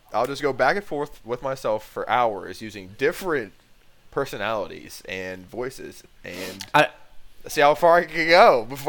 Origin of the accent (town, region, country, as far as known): Ohio, United States; born or raised there; also born or lived in Dayton, Ohio